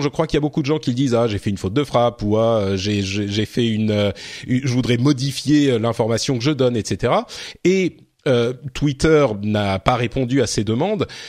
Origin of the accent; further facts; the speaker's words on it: France; chez nous en France